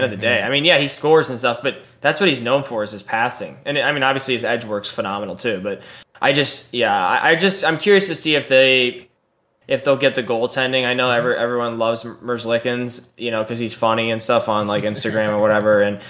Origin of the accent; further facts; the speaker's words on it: St. Louis, Missouri, United States; I'm from St. Louis, so it's not even like I like hate the Leafs.